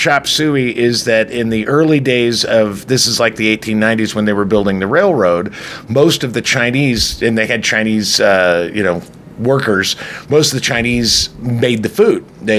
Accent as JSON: {"language": "English", "country": "Ireland", "said": "I'm Irish, so fuck"}